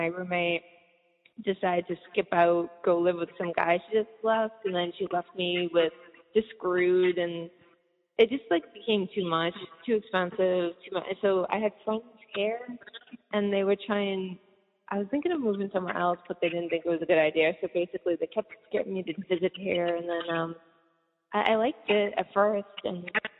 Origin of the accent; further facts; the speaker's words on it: East Coast, United States; also born or lived in California; I grew up on the East Coast. And then I lived a huge chunk of my life in California, like mostly San Francisco and then the Bay Area.